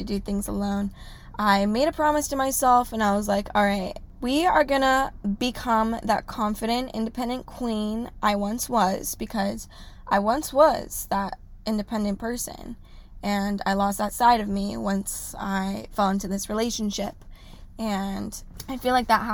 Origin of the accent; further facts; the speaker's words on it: Orange County, California, United States; I am from Orange County.